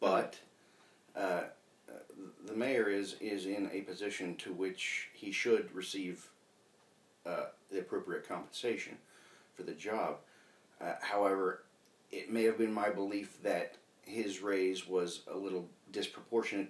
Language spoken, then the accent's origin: English; Lancaster, United States; I grew up on Tiki Lane